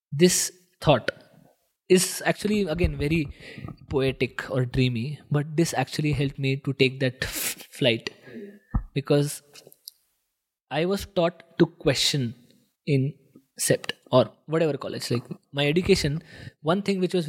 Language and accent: English; Nashik, Maharashtra, India; I want to be in Nasik, which is my hometown